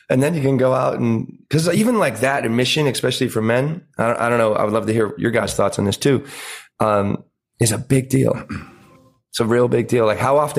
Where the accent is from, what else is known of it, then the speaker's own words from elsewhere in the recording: Pennsylvania, United States; moved away; a lot of the family is still where I grew up in Pennsylvania.